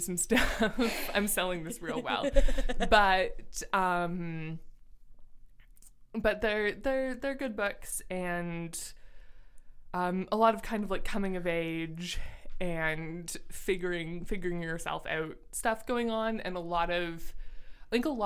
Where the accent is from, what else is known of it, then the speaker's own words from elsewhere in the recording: Ontario, Canada; we are both from Canada and living in Canada currently